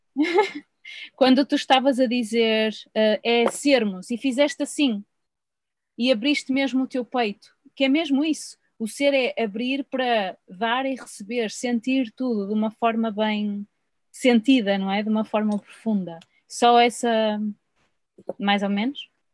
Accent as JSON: {"language": "Portuguese", "country": "Portugal"}